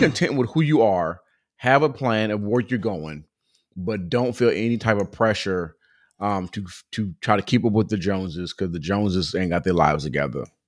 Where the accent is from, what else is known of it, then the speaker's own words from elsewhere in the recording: Southern California, United States; growing up in Southern California, I've been around so many different cultures